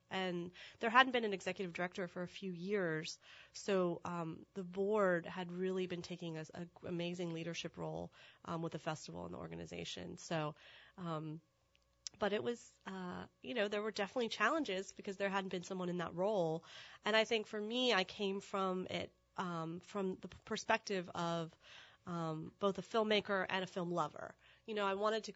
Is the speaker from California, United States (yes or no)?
no; Tallahassee, Florida, United States; moved away as an adult; now in New Orleans, United States; I'm from Tallahassee, Florida